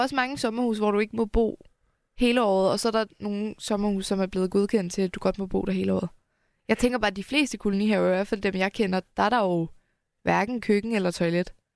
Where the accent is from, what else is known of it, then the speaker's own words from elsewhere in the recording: Helsingør, Capital Region of Denmark, Denmark; Helsingør, hvor jeg er opvokset